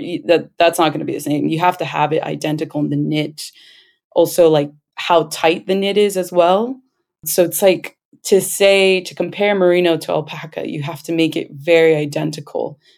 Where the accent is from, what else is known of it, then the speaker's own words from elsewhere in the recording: Los Angeles, California, United States; We are both born and raised in Los Angeles, California, but our parents are from Peru, the Andes part.